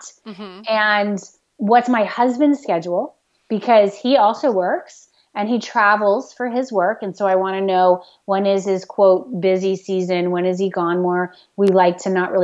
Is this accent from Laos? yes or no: no; the South, United States; now in New England, United States; I grew up in the South where we had like one season, basically